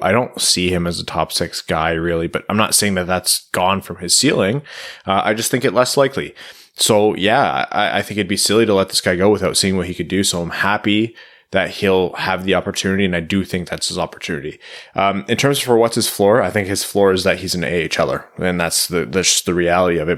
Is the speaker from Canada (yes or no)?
yes; Windsor, Ontario, Canada; moved away; I'm from Windsor